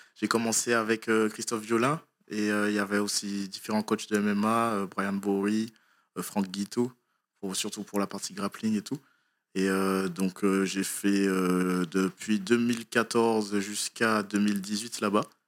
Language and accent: French; Martinique; moved away; je viens de Martinique. J'ai commencé euh, les sports de combat là-bas